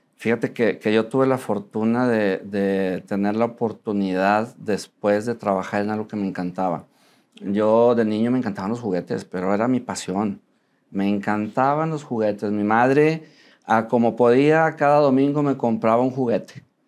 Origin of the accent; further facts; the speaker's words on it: Monterrey, Nuevo León, Mexico; soy Regio, eh, nací aquí en Monterrey